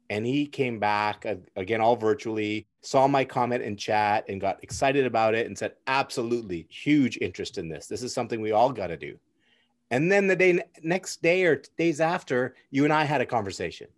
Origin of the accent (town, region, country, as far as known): Burnaby, British Columbia, Canada; born or raised there